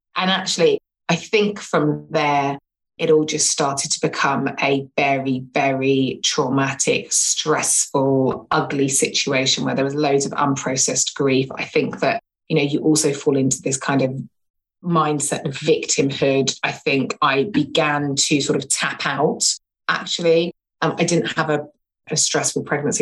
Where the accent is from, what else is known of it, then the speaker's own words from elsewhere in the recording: England, United Kingdom; now in London, United Kingdom; I live in London, born and bred in London. Well, actually, born in England and have been in London for like donkey's years